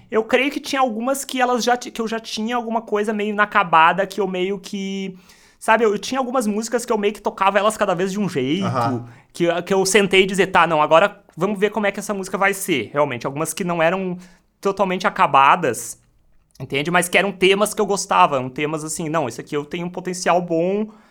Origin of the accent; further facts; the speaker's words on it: Taquara, Rio Grande do Sul, Brazil; Eu sou natural de Taquara